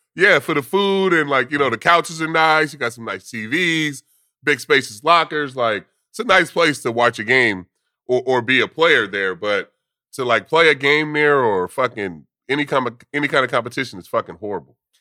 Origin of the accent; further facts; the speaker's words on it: West Coast, United States; moved away; growing up on the West Coast